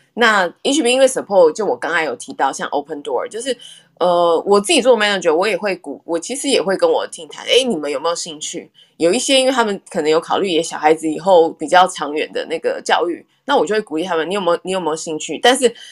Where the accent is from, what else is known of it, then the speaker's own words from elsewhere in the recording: Taiwan; moved away as an adult; now in Houston, United States; 像我们台湾人也很喜欢吃辣